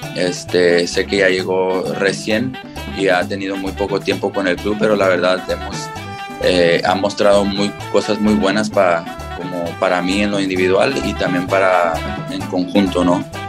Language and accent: Spanish; Mexico; now in United States; desde chico, orgullosa, orgullosamente mexicano